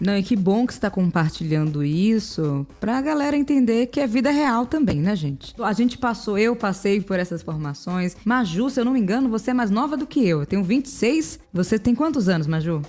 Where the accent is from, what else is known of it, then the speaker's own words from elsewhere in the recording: Brazil; para as pessoas que vieram de onde eu vim, ou seja, das periferias do Brasil